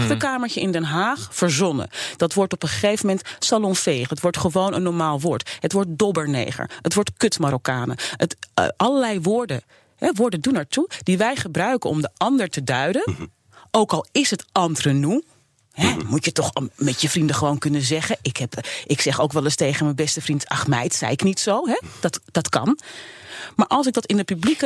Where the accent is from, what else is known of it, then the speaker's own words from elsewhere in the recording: Suriname; now in Netherlands; Ik ben geboren in Suriname